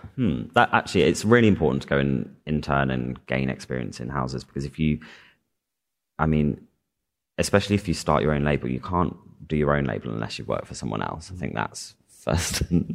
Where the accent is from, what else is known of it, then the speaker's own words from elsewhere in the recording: Chester, North West England, United Kingdom; I'm from Chester.